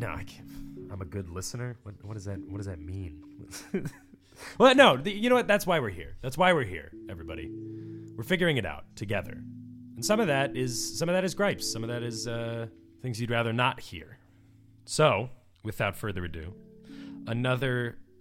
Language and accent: English; Winnetka, Illinois, United States; moved away; Winnetka, Illinois, the suburb from which I'm from